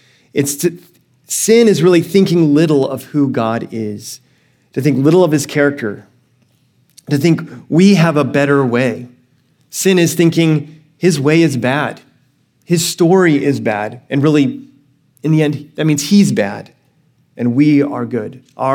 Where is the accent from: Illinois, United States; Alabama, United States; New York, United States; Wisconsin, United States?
Alabama, United States; now in California, United States; I grew up in Alabama for most of my life and before I moved to California